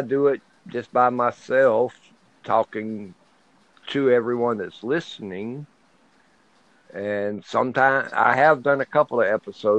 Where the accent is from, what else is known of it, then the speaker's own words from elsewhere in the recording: Plains, Georgia, United States; I'm from Plains, Georgia.